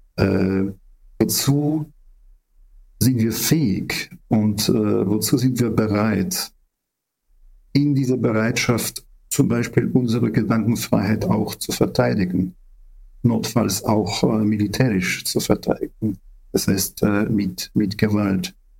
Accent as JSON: {"language": "German", "country": "Ukraine", "said": "wir Ukrainer"}